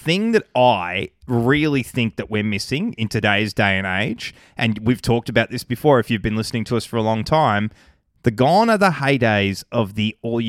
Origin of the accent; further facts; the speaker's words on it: Australia; as happy as I was to grow up in Australia